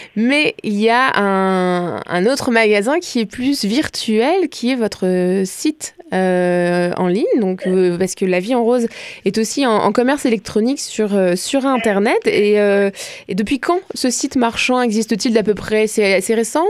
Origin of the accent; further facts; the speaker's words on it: France; accent: French; now in Quebec, Canada; j'assume mon accent français